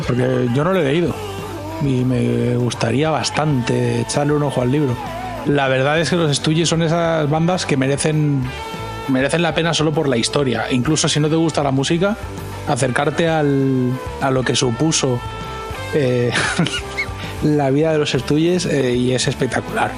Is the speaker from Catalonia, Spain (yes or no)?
yes; Catalonia, Spain; moved away as an adult; now in United States; yo vengo de Cataluña